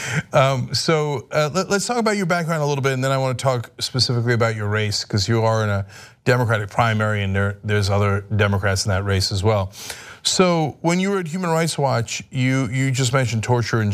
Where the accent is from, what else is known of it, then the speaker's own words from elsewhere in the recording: New Jersey, United States; I'm from Jersey